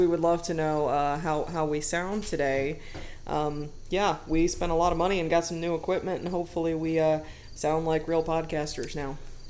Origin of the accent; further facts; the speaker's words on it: Wadsworth, United States; giving profits over to the Wadsworth Area Historical Society to help keep my hometown a beautiful place.